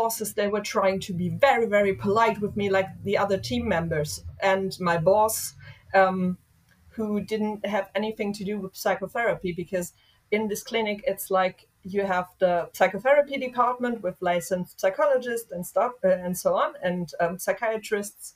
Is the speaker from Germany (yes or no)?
yes; Hesse, Germany; somewhere here in my home state, which is Hessen